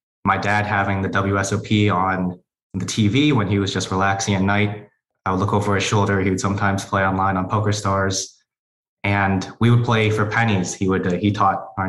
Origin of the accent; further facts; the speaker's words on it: Connecticut, United States; also born or lived in Chicago, Illinois / South Korea; So I was born in Chicago, but lived in South Korea for a while when my dad had to do his military service. And then we moved back to the U.S. and settled down in Connecticut.